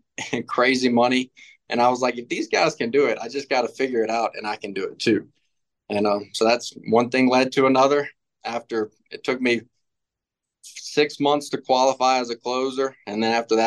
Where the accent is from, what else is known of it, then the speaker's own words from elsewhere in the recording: Baton Rouge, Louisiana, United States; I'm actually from Baton Rouge, Louisiana. Down there in the South, we don't have too much door-to-door sales.